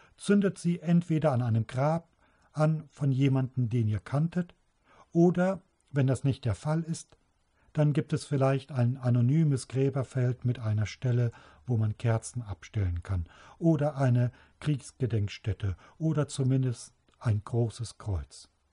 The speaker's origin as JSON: {"language": "German", "town": "Trier", "region": "Rhineland-Palatinate", "country": "Germany", "tie": "born or raised there", "said": "In Trier, meiner Geburtsstadt"}